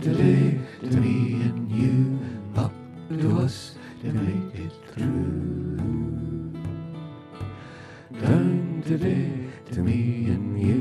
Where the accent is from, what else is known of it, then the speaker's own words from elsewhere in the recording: County Down, Northern Ireland, United Kingdom; I come from the County Down.